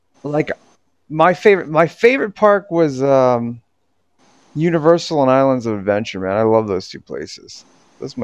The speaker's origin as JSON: {"language": "English", "region": "Florida", "country": "United States", "tie": "born or raised there", "also_born_or_lived": "Orlando, Florida", "moved": "yes", "said": "I was raised in Florida. I went to high school in Piper High, and I went to and I lived in Orlando"}